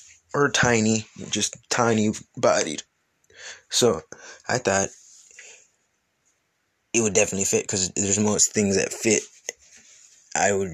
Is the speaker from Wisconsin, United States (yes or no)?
yes; Wisconsin, United States; moved away as an adult; also born or lived in Missouri; I grew up in the Midwest, Wisconsin, and then traveled all throughout the Midwest, Missouri, and all the way down and everything